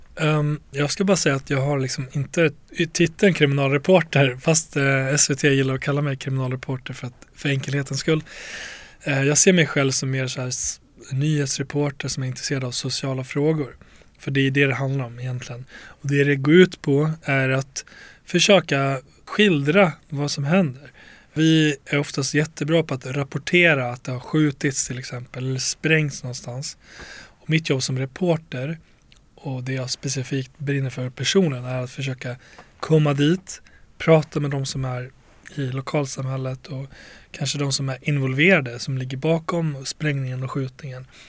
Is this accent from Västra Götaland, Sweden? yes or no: no; Borlänge, Dalarna County, Sweden; jag växte upp i Tjärna Ängar i Bålänge